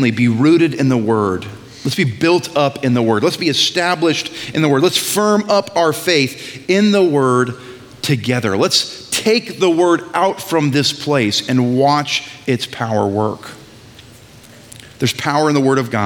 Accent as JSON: {"language": "English", "region": "New England", "country": "United States", "said": "I'm from New England"}